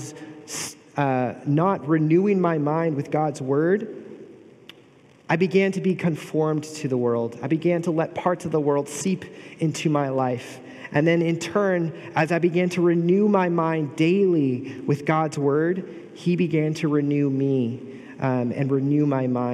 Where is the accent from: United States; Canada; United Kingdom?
United States; Bay Area, California; moved away as an adult; now in Pomona, United States; I grew up in the Bay Area.